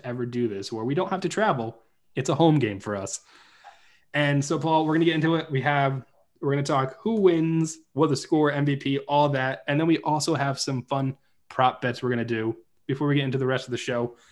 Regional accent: New Jersey, United States; That's the era I grew up in New Jersey

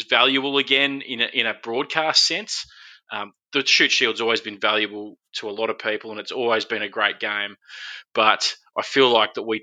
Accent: Queensland, Australia; moved away; also born or lived in Sydney; I'm a Queenslander

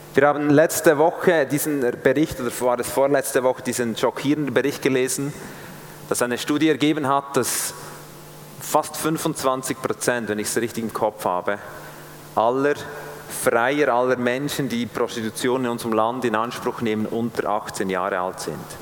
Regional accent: Switzerland; als Schweizer

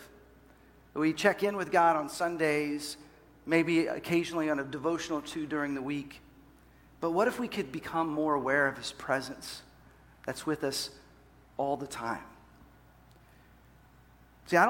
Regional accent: Dallas, Texas, United States; moved away as an adult; also born or lived in Seattle / Los Angeles; I grew up in Dallas, Fort Worth, but moved to Seattle after college, and then we were in Los Angeles.

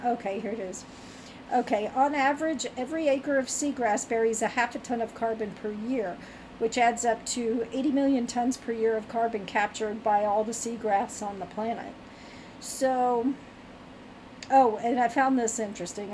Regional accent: Virginia, United States; I'm from Virginia, grew up in Virginia.

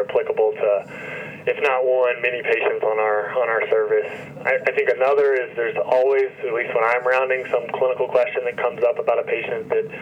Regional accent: Elizabethtown, Kentucky, United States; also born or lived in Louisville, Kentucky / Ann Arbor, Michigan; now in Lexington, United States; I grew up in Elizabethtown, Kentucky, which is a relatively small town, not too far from where I am currently

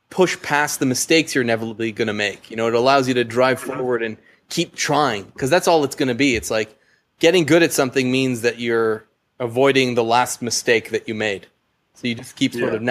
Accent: Montreal, Quebec, Canada; I growing up in Montreal

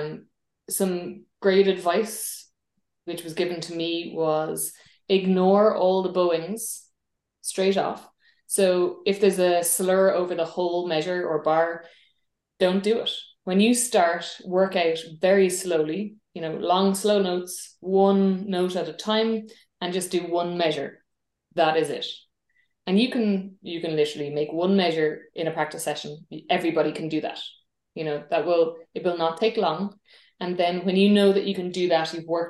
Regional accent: Ireland; I'm an Irish musician.

